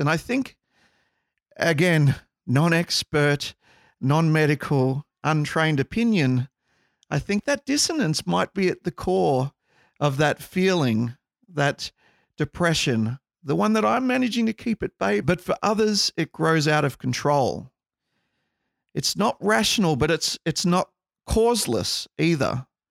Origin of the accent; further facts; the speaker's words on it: Australia; we're from Australia